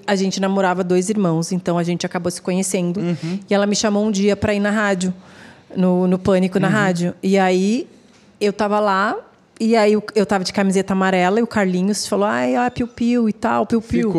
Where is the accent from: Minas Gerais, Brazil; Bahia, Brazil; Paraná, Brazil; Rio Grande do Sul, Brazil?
Rio Grande do Sul, Brazil; Porto Alegre; moved away as an adult; now in São Paulo, Brazil; eu sou gaúcha, né? Então eu vivi até os meus 26 anos em Porto Alegre